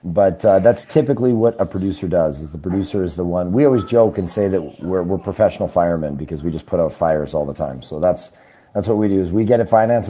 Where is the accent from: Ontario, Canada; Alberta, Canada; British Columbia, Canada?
British Columbia, Canada; Trail; also born or lived in Singapore / Australia / New York / Houston; Yeah, I was born in Trail, BC, and I grew up in Canada, but I've also lived overseas. I lived in Singapore and Australia and stuff when I was a kid